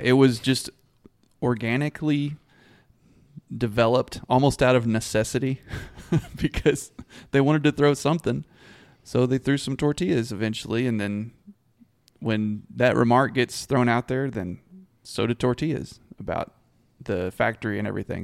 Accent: Abilene, Texas, United States; I grew up around Abilene

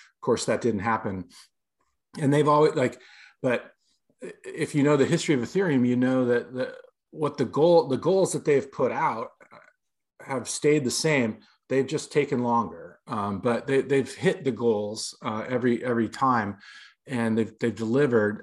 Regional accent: Los Angeles, California, United States; moved away as an adult; also born or lived in New York City, United States; I moved back to Los Angeles, my hometown

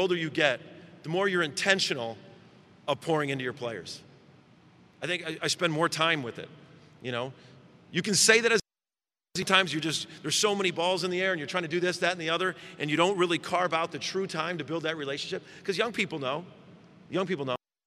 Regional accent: Chicago, Illinois, United States; moved away as an adult; now in Oklahoma, United States; I grew up in Chicago, I spent 10 years in Chicago

